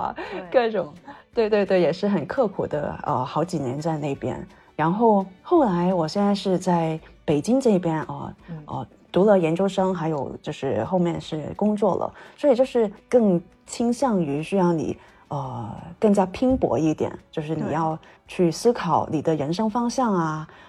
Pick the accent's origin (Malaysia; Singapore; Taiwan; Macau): Macau; moved away as an adult; also born or lived in Nanjing, China; now in Beijing, China; 是在北京这一块，内地生活了呃大概呃十年左右了，然后从小到大是在澳门那块。